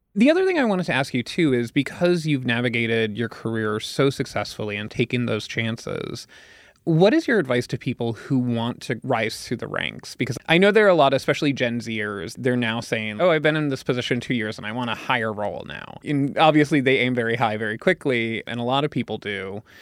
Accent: Pennsylvania, United States; I'm from Pennsylvania

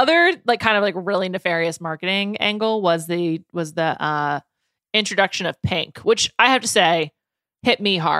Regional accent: New York City, New York, United States; I grew up in New York City.

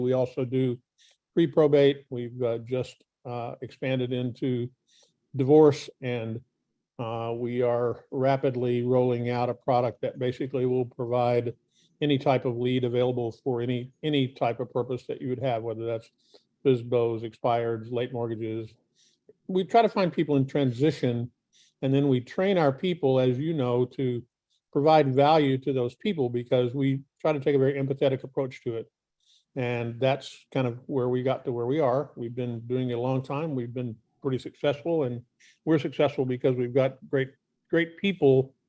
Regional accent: Kentucky, United States; also born or lived in Virginia / New York / California / Texas; So I grew up in Kentucky. I've kind of lived all over the place.

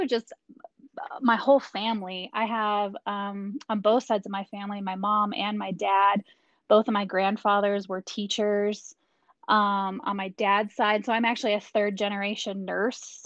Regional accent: Dayton, Ohio, United States; So I grew up in Dayton, Ohio. My dad was in the Air Force, so he was stationed at Wright-Patterson Air Force Base

